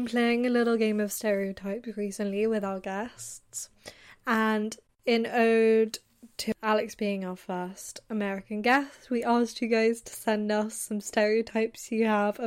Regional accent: England, United Kingdom; I was, like, the only English person, and I was really conscious. I was like, oh my god, like, is my accent annoying to them?

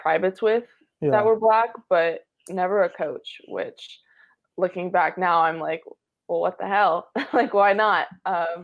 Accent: Orange County, California, United States; growing up in Orange County

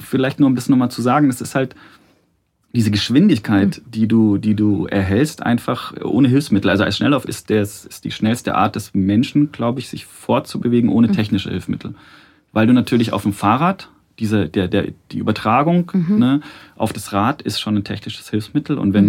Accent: Munich, Bavaria, Germany; ich bin in München geboren und mhm. ähm, in der Nähe des äh, Eislaufstadions am Ostpark, habe in Perlach gewohnt

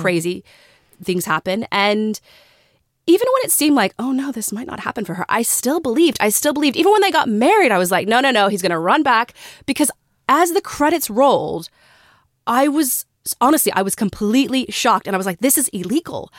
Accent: Texas, United States; moved away; also born or lived in Australia; we're from Texas

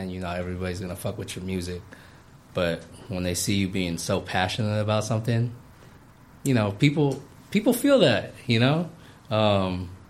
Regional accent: California, United States; moved away as an adult; also born or lived in Philippines; a Filipino-American born and raised in California who fucking moved to the Philippines

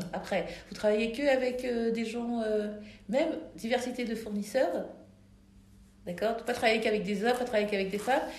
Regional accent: France; je suis née en France, donc je, me considère européenne et je suis black

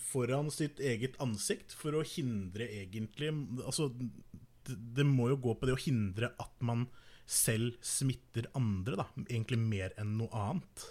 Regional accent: Norway; som nordmann

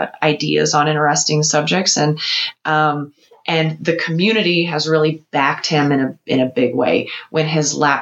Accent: United States; as an American

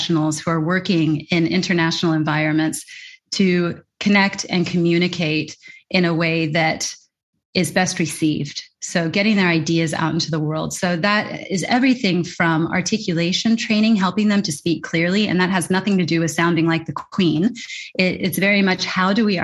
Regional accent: California, United States; moved away as an adult; my hometown in California

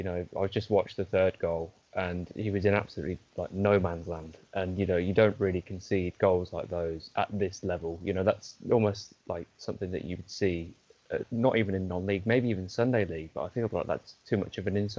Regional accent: Northampton, East Midlands, United Kingdom; I'm born and bred in Northampton

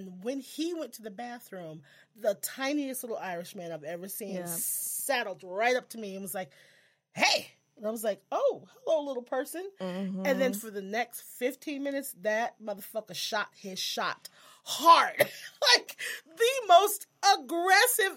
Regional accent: Texas, United States; accent: Texas; my Texas accent

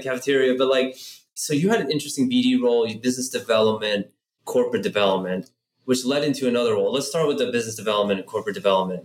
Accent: San Francisco, California, United States; I was born in San Francisco

